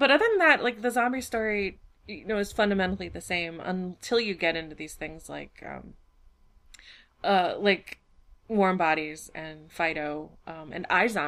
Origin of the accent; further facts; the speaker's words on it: United States; growing up in America